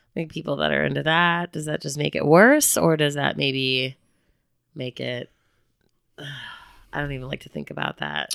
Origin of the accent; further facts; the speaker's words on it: Chicago, Illinois, United States; also born or lived in Bloomington, Indiana; now in Northwest Arkansas, United States; I'm from Chicago